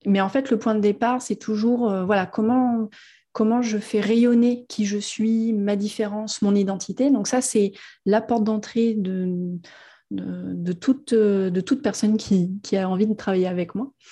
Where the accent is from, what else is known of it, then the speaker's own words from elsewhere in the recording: Auvergne-Rhône-Alpes, France; moved away as an adult; now in Réunion, France; je suis de Rhône-Alpes. j'ai ah, je ne suis pas allée plus loin que 40 km de là où j'ai grandi